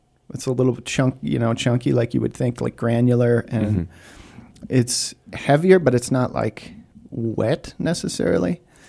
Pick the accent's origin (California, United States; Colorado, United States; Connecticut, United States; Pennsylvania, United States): Colorado, United States; Copper Mountain; I grew up on Copper Mountain.